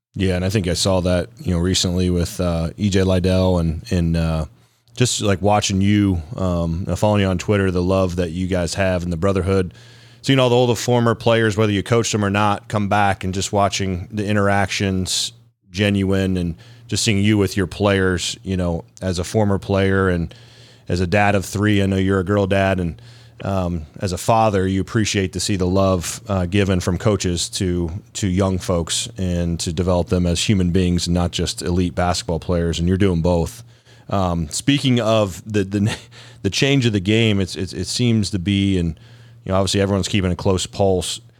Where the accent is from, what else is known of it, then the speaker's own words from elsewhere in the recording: Columbus, Ohio, United States; I grew up in Columbus